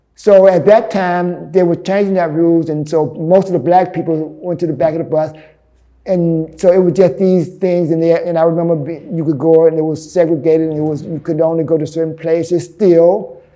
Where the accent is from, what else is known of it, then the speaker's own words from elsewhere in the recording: Birmingham, Alabama, United States; moved away as an adult; now in New York, United States; I grew up in Birmingham, Alabama. So in 1983, I moved here to New York